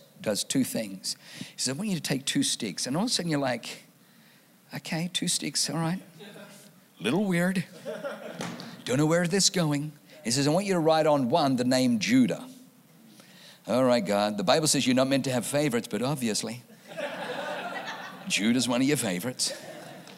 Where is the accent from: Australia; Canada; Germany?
Germany; now in California, United States; I was born in Germany